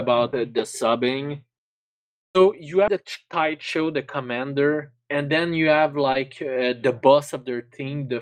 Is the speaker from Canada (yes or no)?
yes; Canada; I'm Canadian